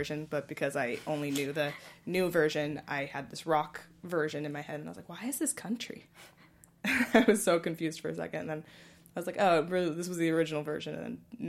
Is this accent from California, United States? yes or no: yes; San Francisco, California, United States; I'm from San Francisco, which is where Darren Criss is from